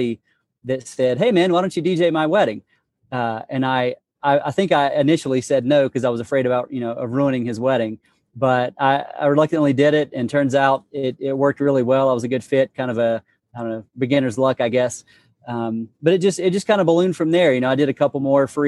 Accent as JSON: {"language": "English", "town": "China Grove", "region": "North Carolina", "country": "United States", "tie": "born or raised there", "also_born_or_lived": "Morganton, North Carolina / Texas", "lives_now": "Hickory, United States", "said": "I grew up in China Grove. I was born in Morganton, that area. And then about, I guess, third grade or so, I moved to China Grove"}